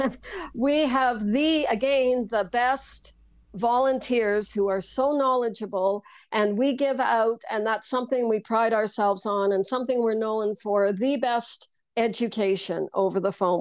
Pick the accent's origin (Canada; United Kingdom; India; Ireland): Canada; Saskatchewan; I grew up in Saskatchewan